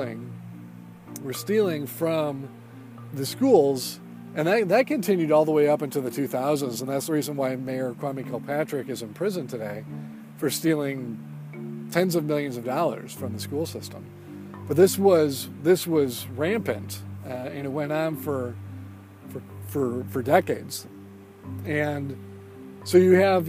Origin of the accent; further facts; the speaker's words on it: Sterling Heights, Michigan, United States; also born or lived in Eastpointe, Michigan; my parents moved to Sterling Heights, which is a suburb of Detroit. And I grew up there in Sterling Heights